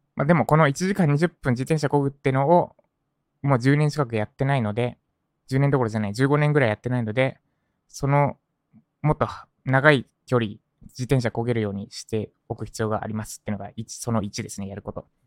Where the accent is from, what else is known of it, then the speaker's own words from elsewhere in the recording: Japan; 私の実家に帰ります。今言った立石ですね。